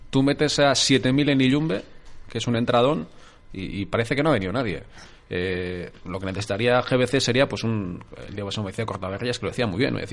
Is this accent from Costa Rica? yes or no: no; Eibar, Basque Country, Spain; Yo vengo de Ibar. El Ibar tenía día grande el sábado pasado.